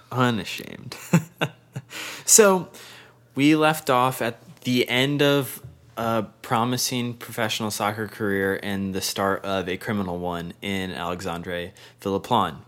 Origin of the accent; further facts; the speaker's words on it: Bath, New York, United States; we're from Bath, New York, which is a very small blip on the map of the continental United States